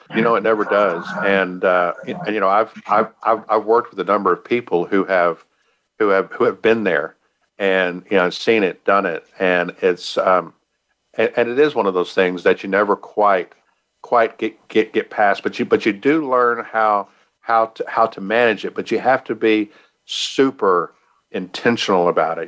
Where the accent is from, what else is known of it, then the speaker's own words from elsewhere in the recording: Texas, United States; I'm from Texas